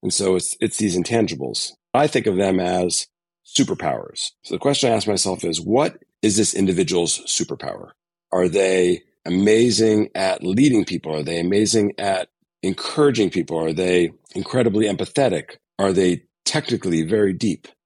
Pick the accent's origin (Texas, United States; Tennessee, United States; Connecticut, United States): Connecticut, United States; moved away as an adult; I grew up in the East Coast, so I was in New England, grew up in Connecticut, a small suburb of New York City